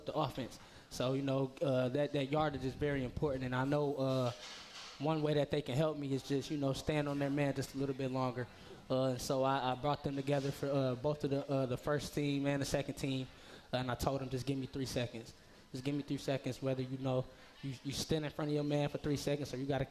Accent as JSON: {"language": "English", "town": "Muskegon", "region": "Michigan", "country": "United States", "tie": "born or raised there", "said": "growing up in Muskegon, just playing for the Big Reds."}